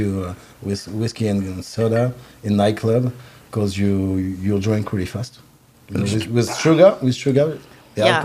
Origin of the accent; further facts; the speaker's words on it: south of France, France; English is a second language; moved away as an adult; now in United States; we come from the South